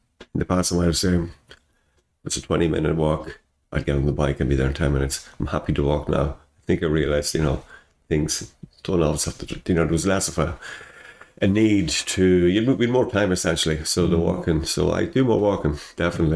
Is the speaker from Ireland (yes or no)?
yes; Dundalk, County Louth, Ireland; I grew up in Dundalk, which had big manufacturing